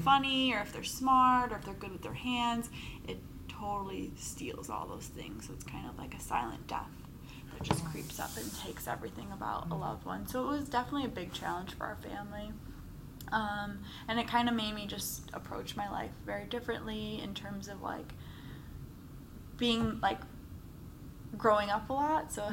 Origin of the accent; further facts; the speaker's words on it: Darien, Illinois, United States; grew up in Darien, Illinois.